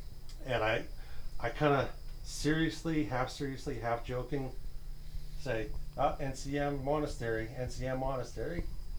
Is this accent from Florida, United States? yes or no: no; New York, United States; I'm up from New York. Down from New York.